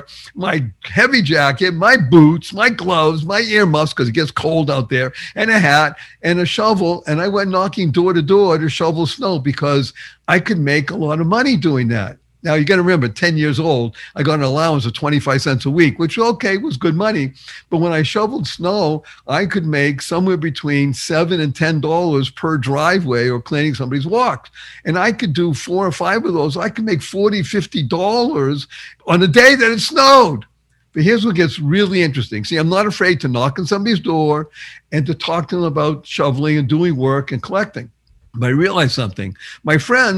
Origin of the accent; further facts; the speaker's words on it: Boston, Massachusetts, United States; I grew up in Boston, Massachusetts